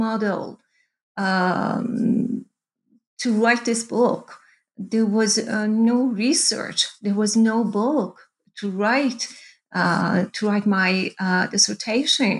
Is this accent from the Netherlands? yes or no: no; Iran; moved away as an adult; now in Canada; I was born in Iran, and I did my undergraduate and my first master's in Iran